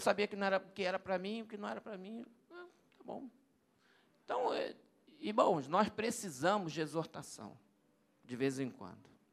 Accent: Brazil; Eu sou brasileiro.

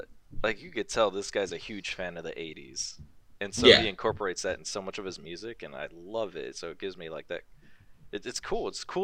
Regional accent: United States

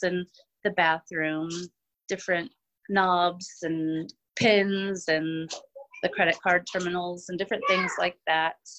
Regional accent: Sedalia, Missouri, United States; born and raised in Sedalia, pretty much lived here all of my life.

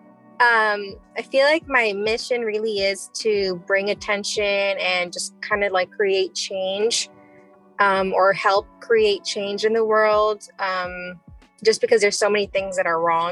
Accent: Chicago, Illinois, United States; I grew up in Pilsen, Chicago

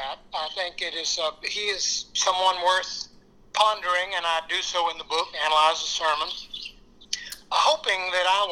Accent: Greenville, South Carolina, United States; my hometown in Greenville

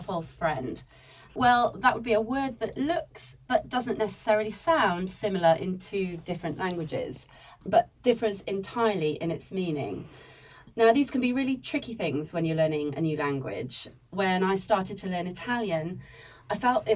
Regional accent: Wales, United Kingdom; I am actually Welsh

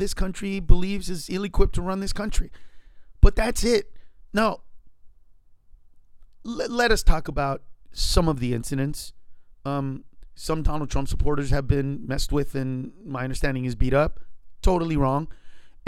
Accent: United States; I'm an American

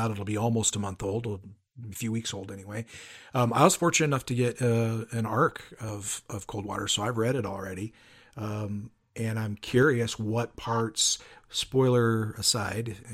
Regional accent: Spokane, Washington, United States; accent: Pacific Northwest; now in Central Oregon, United States; I grew up in Spokane, Washington, and I'm living in Central Oregon now.

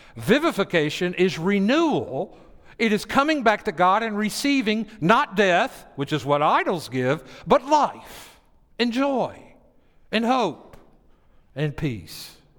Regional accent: Tennessee, United States; I grew up in Tennessee

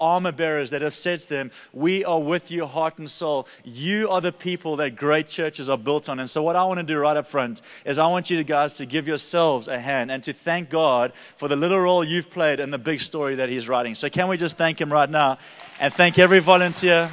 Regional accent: Durban, KwaZulu-Natal, South Africa; I'm from Durban

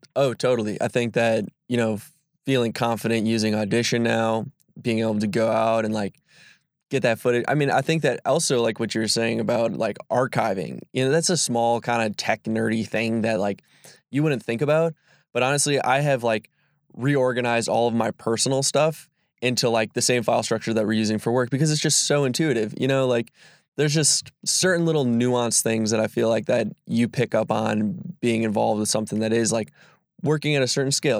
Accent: Sister Bay, Wisconsin, United States; also born or lived in Milwaukee; I'm a Door County native. Um, I wouldn't say born and raised, but I was raised definitely in Sister Bay

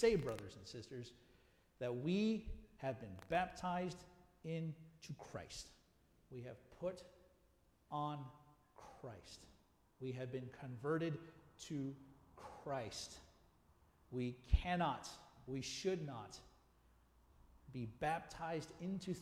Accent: United States; also born or lived in South Africa; I was still American, and I still loved America.

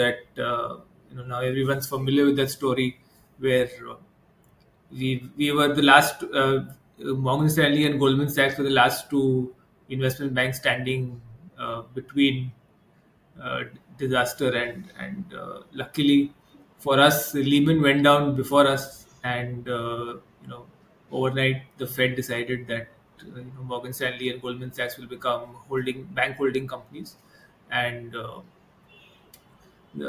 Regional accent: Kolkata, West Bengal, India; moved away as an adult; also born or lived in Hyderabad, India; now in Mumbai, India; I was born and brought up in Calcutta. And then I moved to Bombay after, you know, after 2000

